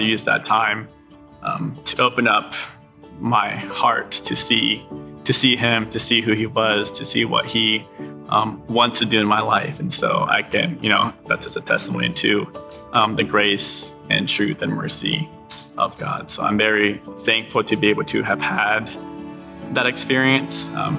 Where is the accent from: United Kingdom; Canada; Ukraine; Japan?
Japan; also born or lived in United States; I was born in America, but I grew up overseas in Japan. My parents were missionaries over there, so shout out to mom and dad.